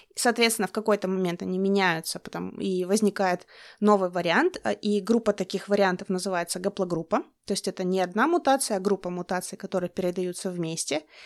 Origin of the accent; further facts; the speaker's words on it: Russian Far East, Russia; moved away as an adult; я с Дальнего Востока, мы все переселенцы